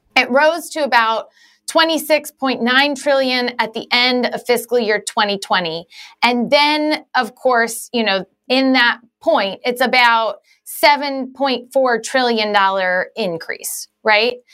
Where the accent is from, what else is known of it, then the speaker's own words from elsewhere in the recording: Galesburg, Illinois, United States; I grew up in Galesburg, Illinois.